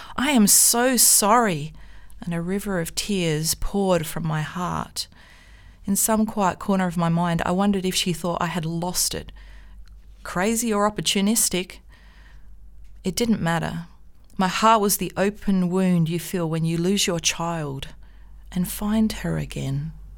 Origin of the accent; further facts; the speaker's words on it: Australia; As an Australian